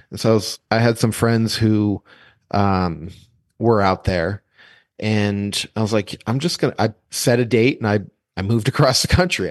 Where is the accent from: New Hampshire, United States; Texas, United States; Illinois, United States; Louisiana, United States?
New Hampshire, United States; I grew up in New Hampshire